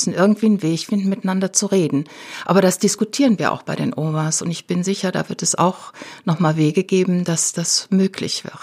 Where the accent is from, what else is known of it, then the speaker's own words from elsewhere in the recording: Rhineland, Germany; Ja, also ich war damals nicht in Berlin. Ich bin keine Berlinerin, ich bin Rheinländerin.